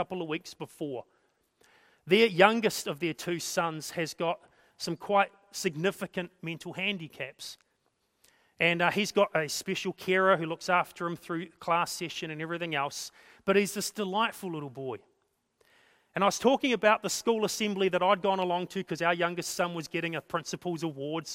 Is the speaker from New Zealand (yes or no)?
yes; Napier, Hawke's Bay, New Zealand; the little church that we grew up in Napier